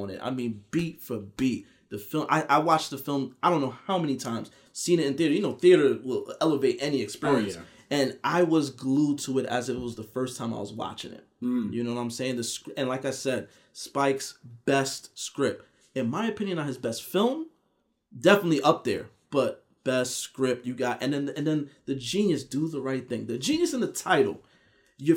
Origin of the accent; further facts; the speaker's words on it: New York, United States; I'm a New York dude. If you can't tell from the way I talk, I'm from New York